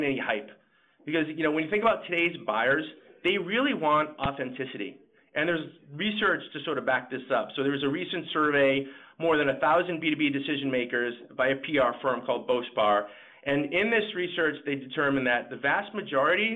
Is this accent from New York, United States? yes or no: no; Boston, Massachusetts, United States; I'm from Boston and I tend to speak fast